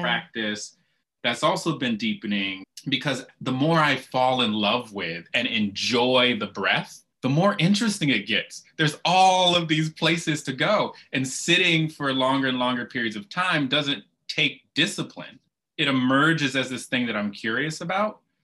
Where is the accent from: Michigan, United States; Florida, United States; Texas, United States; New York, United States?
Michigan, United States; Kalamazoo; I grew up in Kalamazoo, Michigan